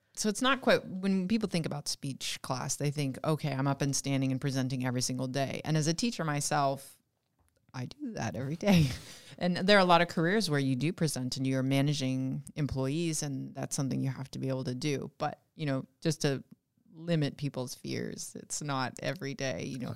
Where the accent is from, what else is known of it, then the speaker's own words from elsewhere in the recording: West Coast, United States; moved away; I'm from the West Coast, and I went to community college to take all of my math courses while I was a sophomore, junior, and senior in high school